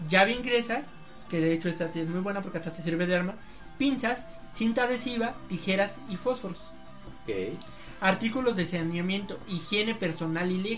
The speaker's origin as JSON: {"language": "Spanish", "country": "Mexico", "said": "yo soy mexicano. Tengo mi green card."}